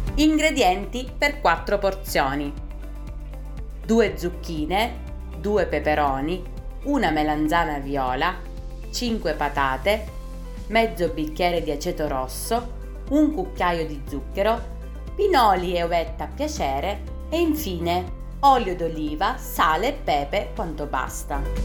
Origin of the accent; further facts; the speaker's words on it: Sicily, Italy; sono siciliana